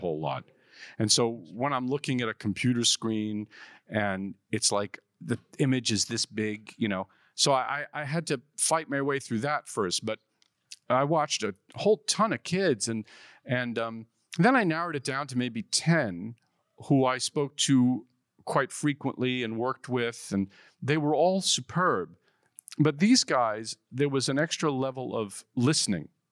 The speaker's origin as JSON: {"language": "English", "town": "New York City", "region": "New York", "country": "United States", "tie": "born or raised there"}